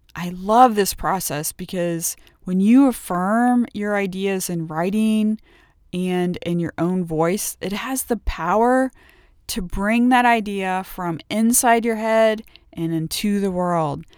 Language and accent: English; outside of Cincinnati, Ohio, United States; I grew up twenty miles outside of Cincinnati, Ohio